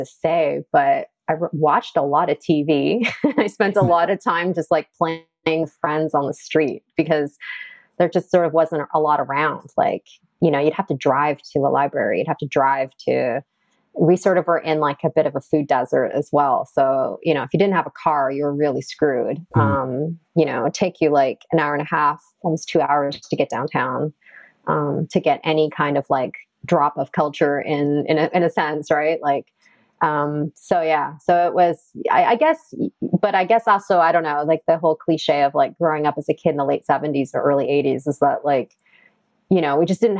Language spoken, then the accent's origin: English; Toronto, Ontario, Canada; now in New York, United States; I grew up in a suburb of Toronto called Rexdale, Ontario